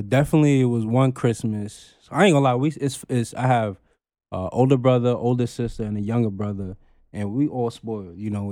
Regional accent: Long Island, New York, United States; born or raised there; also born or lived in Queens, New York

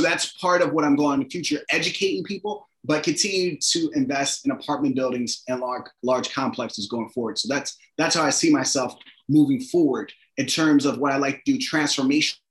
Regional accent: Philadelphia, Pennsylvania, United States; I grew up in Philadelphia, in a working class neighborhood

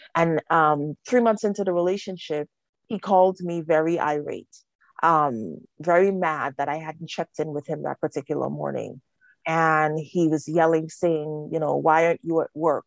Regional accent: Trinidad & Tobago; I'm a child witness of, of domestic violence growing up in Trinidad

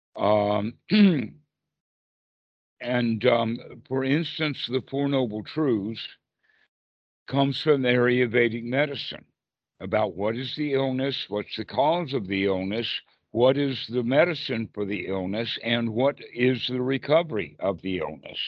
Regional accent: South Carolina, United States; I'm from South Carolina

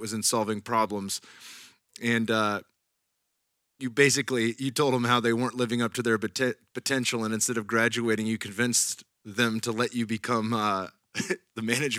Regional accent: Silicon Valley, Bay Area of California, United States; moved away as an adult; now in Austin, United States; I'm born and raised in the Bay Area of California, Silicon Valley. And I've been here in Austin for the last 4 years

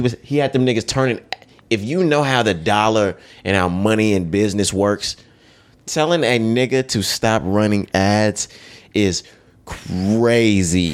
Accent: Texas, United States; we from Texas. We from the South

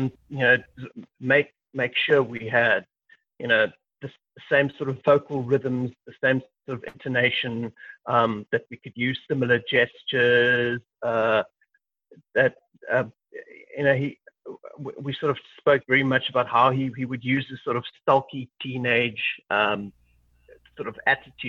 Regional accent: South Africa; being a South African

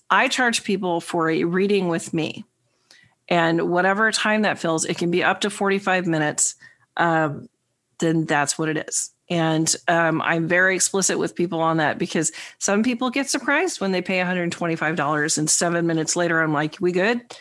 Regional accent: New York, United States; the New Yorker.

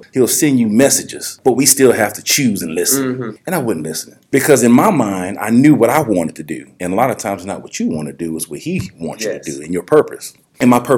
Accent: New Orleans, Louisiana, United States; also born or lived in Auburn, Alabama; now in Mississippi, United States; I'm originally from New Orleans

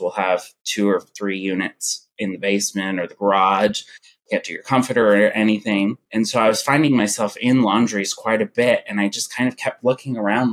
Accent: Kentucky, United States; moved away as an adult; now in Los Angeles, United States; I'm from Kentucky, and I had a retail store there

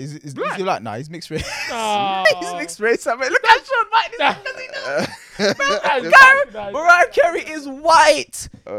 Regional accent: Jamaica; I come from Jamaica.

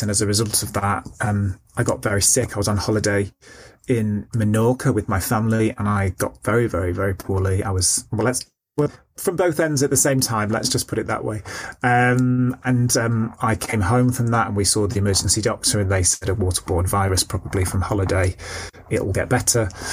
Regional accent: Stockport, North West England, United Kingdom; I grew up in Stockport, which is um, a, uh, a, a medium sized town in Greater Manchester

